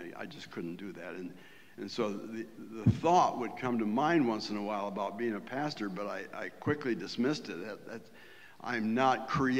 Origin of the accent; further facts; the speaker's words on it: Wellsville, New York, United States; moved away; Wellsville, New York, a little town on the southern tier of New York State, about halfway between Binghamton and Jamestown